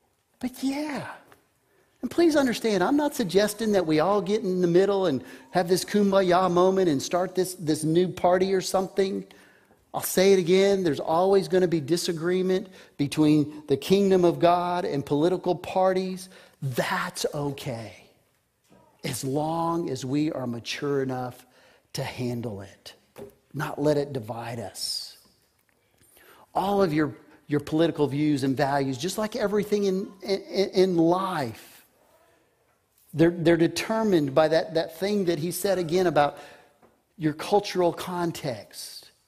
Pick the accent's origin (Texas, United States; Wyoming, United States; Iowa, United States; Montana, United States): Texas, United States; I grew up in the 60s. I grew up on Air Force bases and in West Texas. That was my upbringing.